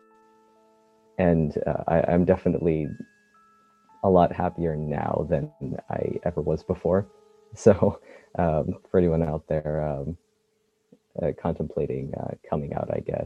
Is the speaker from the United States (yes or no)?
yes; Bay Area, California, United States; where I grew up in the Bay Area